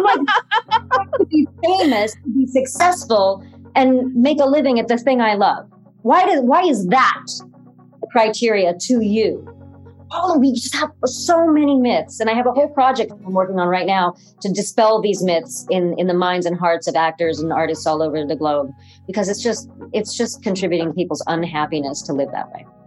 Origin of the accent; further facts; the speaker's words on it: Cleveland, Ohio, United States; out in Cleveland, which is where we were, uh, where I was